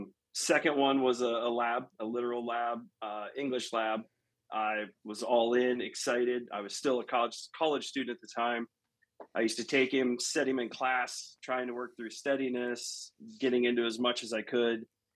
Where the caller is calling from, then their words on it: Louisville, Ohio, United States; I am Northeast Ohio, a little town called Louisville